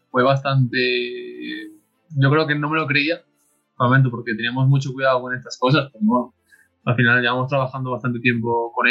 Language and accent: Spanish; Gijón, Asturias, Spain; De Gijón.